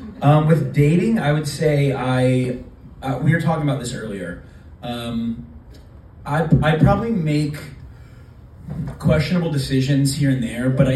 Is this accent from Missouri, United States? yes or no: yes; Columbia, Missouri, United States; moved away as an adult; now in New York, United States; I am from Columbia, Missouri. I lived in New York since 2017.